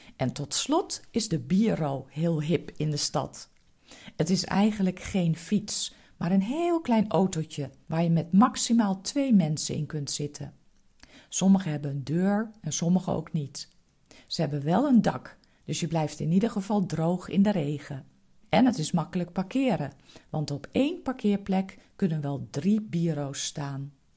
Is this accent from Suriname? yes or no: no; Netherlands; Als echte Nederlanders